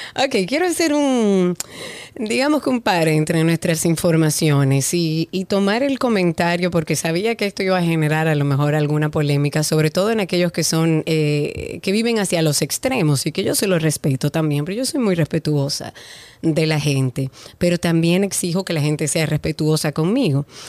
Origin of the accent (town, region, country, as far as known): Dominican Republic